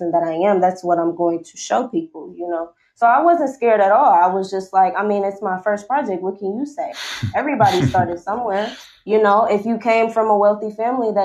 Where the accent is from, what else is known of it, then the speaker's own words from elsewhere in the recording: Milwaukee, Wisconsin, United States; moved away; my hometown, which is Milwaukee, Wisconsin